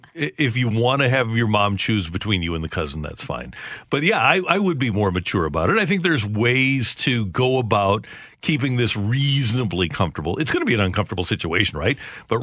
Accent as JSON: {"language": "English", "region": "Arkansas", "country": "United States", "said": "And I said, we're from Arkansas. We're both."}